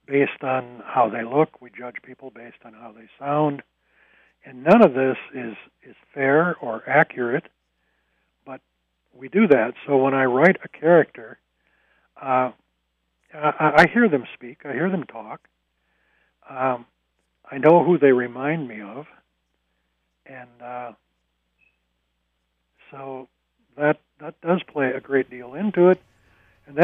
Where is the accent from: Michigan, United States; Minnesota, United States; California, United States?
Minnesota, United States; Stearns County; now in Twin Cities, United States; I grew up in Stearns County and lived there for a long time